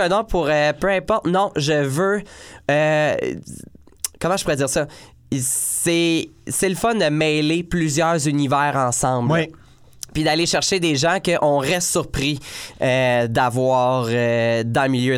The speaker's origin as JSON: {"language": "French", "town": "Joliette", "region": "Quebec", "country": "Canada", "tie": "born or raised there", "said": "Joliette qui est ma ville natale"}